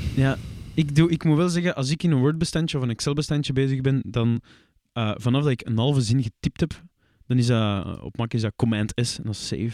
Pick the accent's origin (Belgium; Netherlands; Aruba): Belgium; Flanders; Persoonlijk ben ik een Vlaming